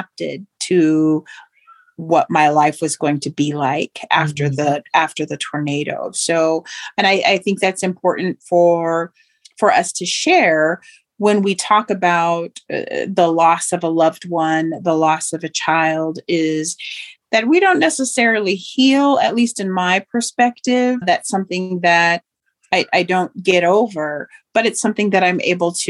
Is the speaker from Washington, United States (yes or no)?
no; Oklahoma, United States; also born or lived in Moore, Oklahoma; I grew up in Oklahoma and had lived in a small town and within my tribal community